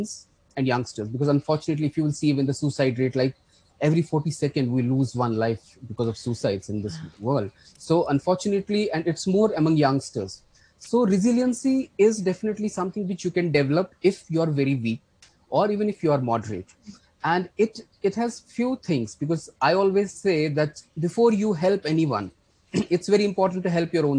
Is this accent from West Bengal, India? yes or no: no; Jammu and Kashmir, India; I come from Kashmir. So unfortunately, we have seen conflict here for a long time.